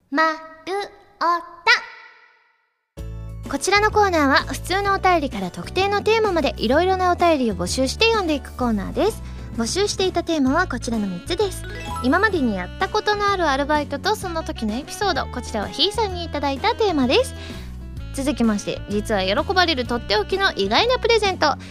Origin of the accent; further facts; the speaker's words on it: Osaka, Japan; 私ね、あのね、関西人なんですけど、大阪出身なんですけれども